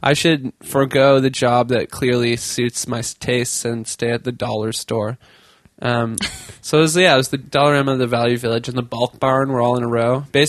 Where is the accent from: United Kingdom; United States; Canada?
Canada; Tantallon, Nova Scotia; So I'm from Nova Scotia. I lived in part of Nova Scotia called Tantallon, Hubly, St. Margaret's Bay area, towards Peggy's Cove for you listeners who look at postcards.